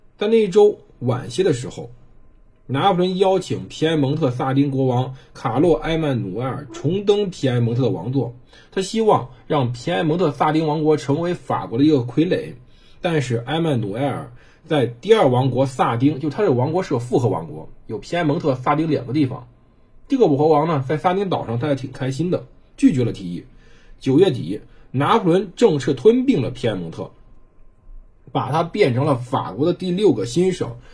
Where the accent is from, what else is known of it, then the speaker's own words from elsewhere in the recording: China; 我们中国人